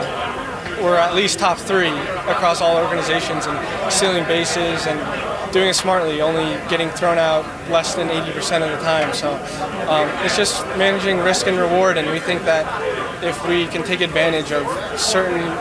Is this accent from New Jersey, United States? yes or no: yes; Watchung, New Jersey, United States; I'm from Watchung.